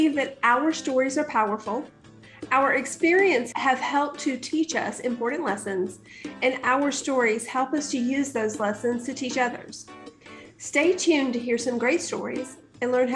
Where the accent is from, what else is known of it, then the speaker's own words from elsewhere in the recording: rural Alabama, United States; I grew up in the South, in rural Alabama